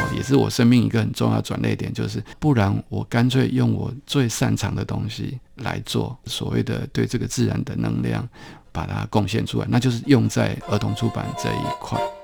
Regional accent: Taipei, Taiwan; 我是成长在台北市比较边缘的一个地方，叫，那时候叫做景美嗯。的一个小地方啦

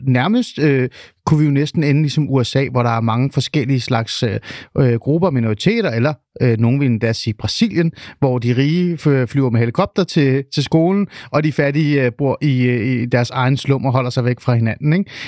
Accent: Denmark; also born or lived in Svendborg / Helsingør; Svendborg og Helsingør, der hvor jeg er vokset op

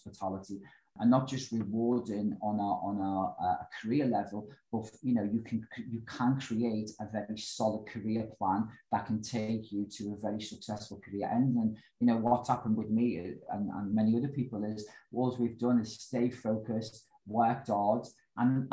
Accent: United Kingdom; I am a British lad

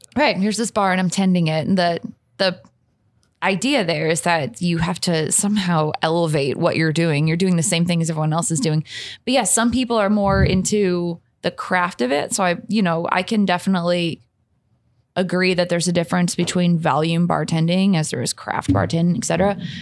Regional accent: St. Louis, Missouri, United States; moved away as an adult; now in Louisville, United States; I'm originally from Saint Louis, Missouri

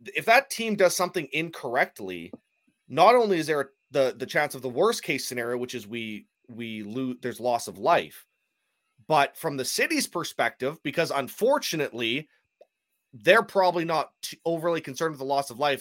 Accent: Canada; I'm Canadian, so I say things differently perhaps than you guys do.

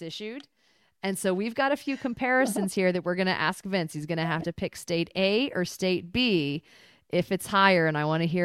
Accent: Virginia, United States; Having grown up in Virginia

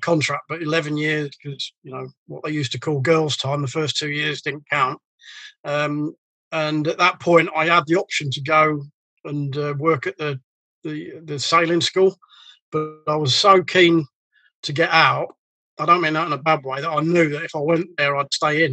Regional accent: Boston, East Midlands, United Kingdom; moved away; I come from Boston, which, believe it or not, it's a small port. And as a kid, I remember going to the docks.

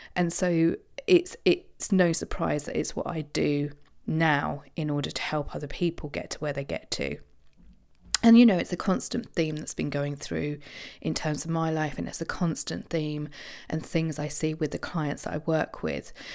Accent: Isle of Wight, South East England, United Kingdom; I grew up on the Isle of Wight

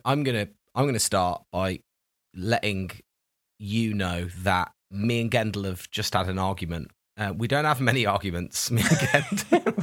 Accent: United Kingdom; We're so British

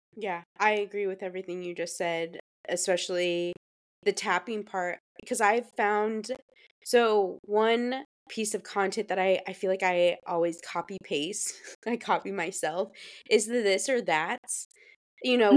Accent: Fortville, Indiana, United States; born or raised there; now in Charleston, United States

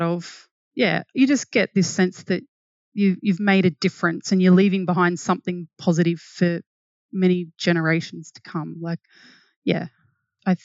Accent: Wentworth, New South Wales, Australia; now in Brisbane, Australia; I grew up in a small town called Wentworth where the Murray and Darling rivers meet

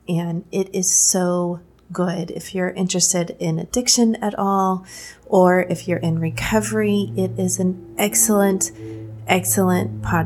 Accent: Texas, United States; I grew up in Texas, which for those of you who are not in the United States, is a very conservative state

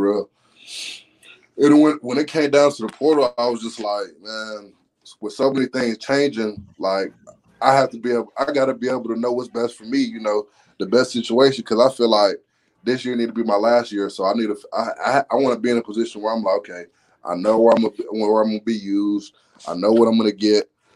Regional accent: Alabama, United States; now in Gainesville, United States; I'm from Bama.

